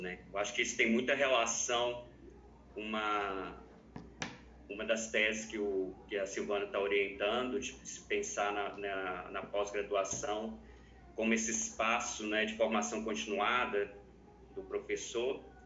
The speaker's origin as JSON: {"language": "Portuguese", "region": "Minas Gerais", "country": "Brazil", "said": "Eu sou mineiro, né? E aí minha formação toda foi em Minas Gerais"}